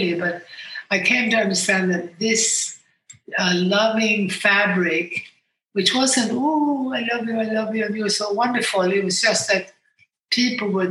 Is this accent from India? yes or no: no; Sweden; moved away as an adult; also born or lived in United States; I grew up in Sweden, but I also lived in America as a young woman.